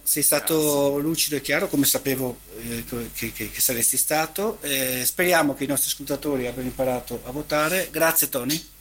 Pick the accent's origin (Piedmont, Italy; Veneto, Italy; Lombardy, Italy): Veneto, Italy; Venice; crescendo a Venezia l'abbiamo avvertita questa appartenenza